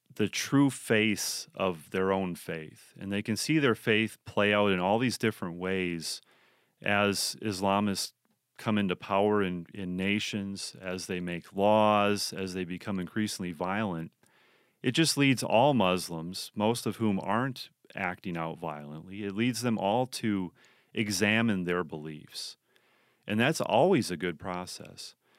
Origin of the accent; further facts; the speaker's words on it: United States; we as American Christians